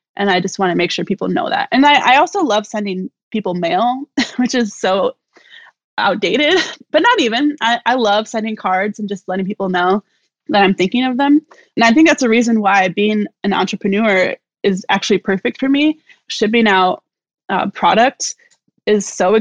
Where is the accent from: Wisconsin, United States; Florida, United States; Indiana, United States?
Wisconsin, United States; Milwaukee; also born or lived in Chicago; now in Columbus, United States; I'm from Milwaukee originally, and I lived in Chicago for some time, and I've lived in Columbus now for the past 10 years